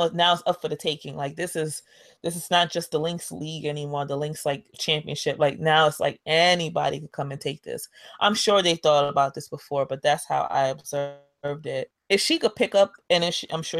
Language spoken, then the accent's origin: English; New York, United States; I'm a New Yorker